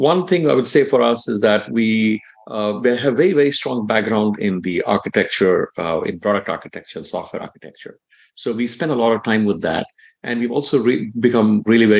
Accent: India; moved away; also born or lived in Redmond / Illinois; I grew up in India

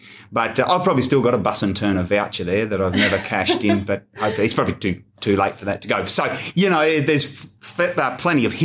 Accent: Bundaberg, Queensland, Australia; So I grew up in Bundaberg and have lived elsewhere, but have almost come full circle

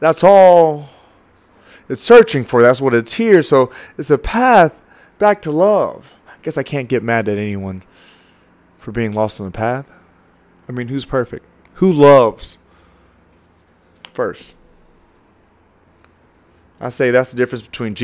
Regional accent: the South, United States; I grew up in the South, man. Let's call that the Bible Belt

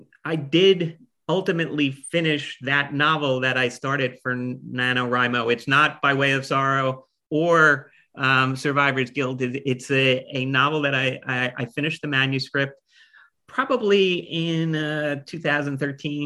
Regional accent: Roselle Park, New Jersey, United States; also born or lived in Clark, New Jersey; I grew up in Union County. First 8 years of my life, we lived in Clark, and then we moved to Roselle Park.

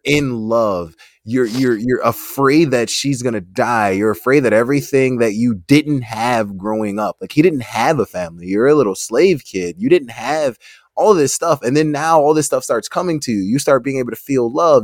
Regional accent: United States; we're, we're from America

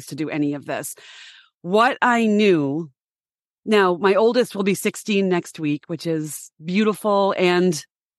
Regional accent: Boston, Massachusetts, United States; also born or lived in Denver; I'm from the Boston area. It's an academic mecca here.

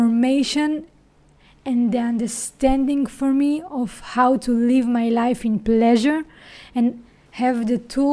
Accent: Israel; accent: Israeli; English is a second language; my accent, if you asked yourself, what is that? So I'm an Israeli.

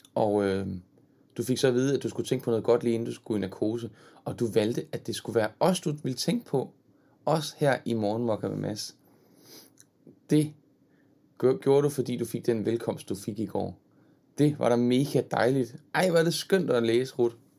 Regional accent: Horsens, Central Denmark Region, Denmark; Jeg er selv fra Jylland. Fra Horsens

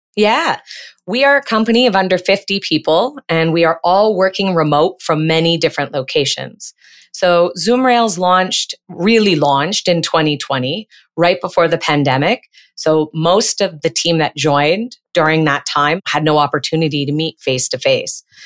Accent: Peterborough, Ontario, Canada; moved away as an adult; now in Montreal, Canada; I grew up in Ontario, Canada, in a city that's on the Otonabee River. It's about seventy-nine, eighty miles northeast of Toronto. And I spent the first half of my life in Peterborough

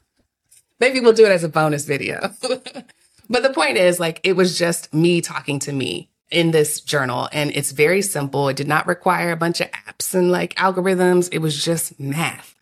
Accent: Texas, United States; now in Atlanta, United States; my fourth generation Texan

